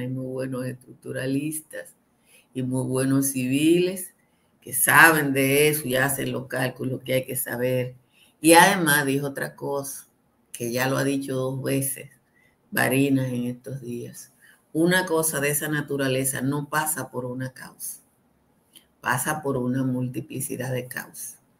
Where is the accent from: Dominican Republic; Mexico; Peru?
Dominican Republic